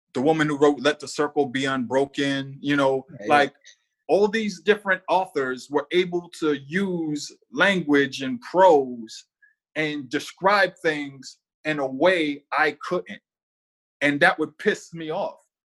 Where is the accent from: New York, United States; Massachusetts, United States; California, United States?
Massachusetts, United States; Boston; So I grew up in the South End, Lower Roxbury.